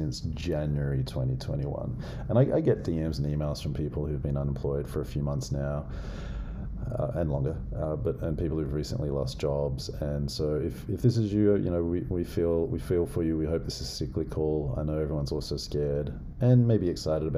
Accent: Australia; moved away; I know I'm a white dude, but as an Aussie

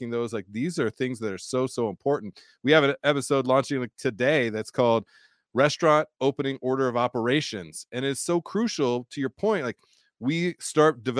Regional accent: San Diego, California, United States; now in Colorado, United States; growing up in San Diego

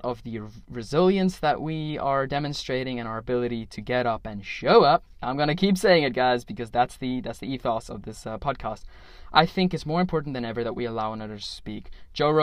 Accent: South Africa; I am a South African

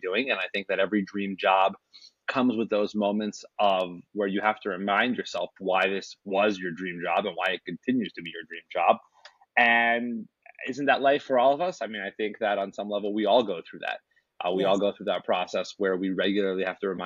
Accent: Salt Lake City, Utah, United States; I was raised here in Salt Lake City

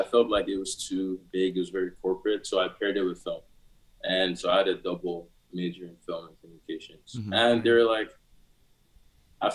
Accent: Nigeria; now in Canada; I'm Nigerian and I live in Canada, I wasn't born here

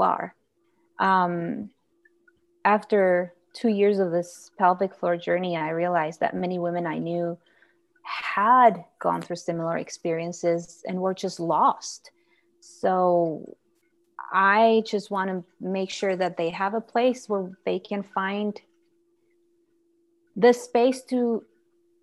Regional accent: Guatemala; moved away as an adult; now in Idaho, United States; I'm from Guatemala and I've been living here for 8 years.

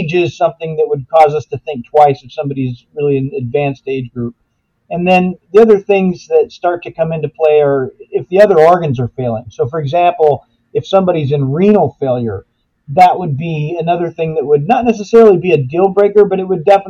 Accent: Minneapolis–Saint Paul, Minnesota, United States; I grew up in the Twin Cities

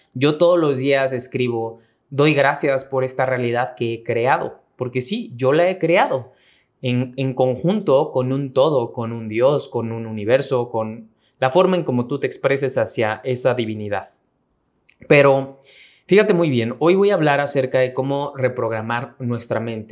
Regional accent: Mexico; mexicano, emprendedor y empresario

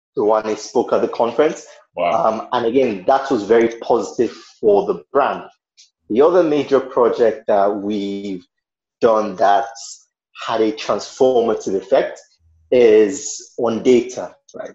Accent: Nigeria; I am a Nigerian

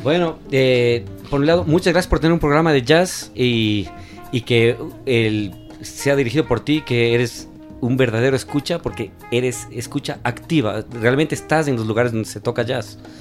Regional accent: Ecuador; somos todos ecuatorianos

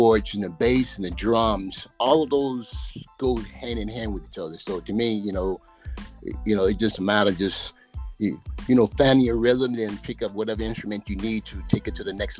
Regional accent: Memphis, Tennessee, United States; accent: Southern; moved away; also born or lived in Chicago, Illinois / Wisconsin; I grew up in Memphis. Then I moved to Chicago. Then I, you know, moved to Wisconsin.

